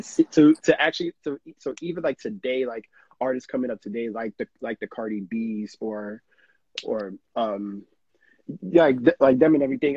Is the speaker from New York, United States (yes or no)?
yes; New York City, New York, United States; born and raised in New York